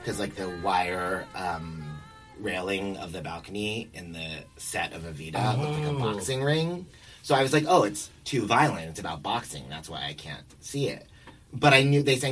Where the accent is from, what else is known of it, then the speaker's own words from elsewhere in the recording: New York, United States; I was born here, and my grandparents took me to see some Broadway shows